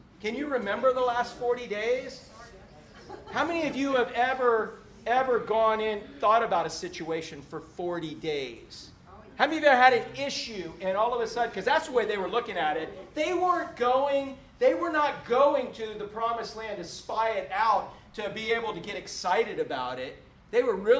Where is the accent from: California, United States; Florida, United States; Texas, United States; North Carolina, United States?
Florida, United States; Orlando; the big palmetto bugs we grew up with in Orlando